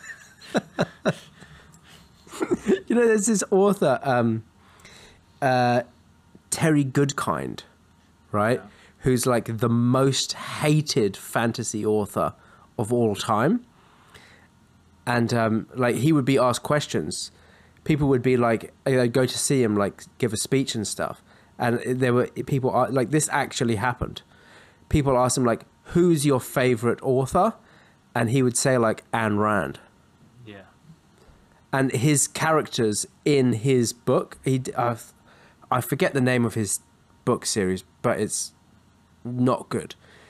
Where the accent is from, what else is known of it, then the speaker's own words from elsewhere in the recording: London, United Kingdom; I'm from London